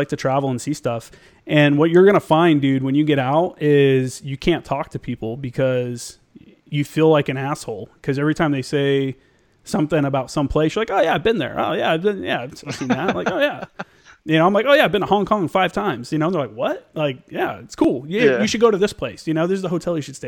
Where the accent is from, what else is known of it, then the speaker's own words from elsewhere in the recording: Indiana, United States; moved away; I'm from Indiana